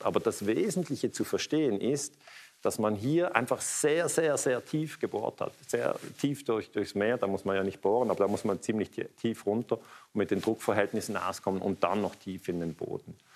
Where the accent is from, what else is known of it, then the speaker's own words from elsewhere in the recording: Basel, Basel-Stadt, Switzerland; ich komme aus Basel